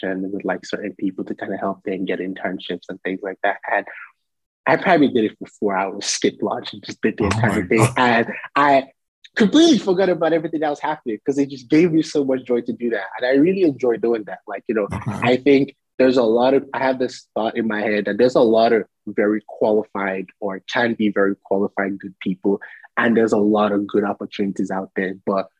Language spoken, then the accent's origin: English; Nigeria; now in United States; growing up in Nigeria where, you know, almost everybody is Black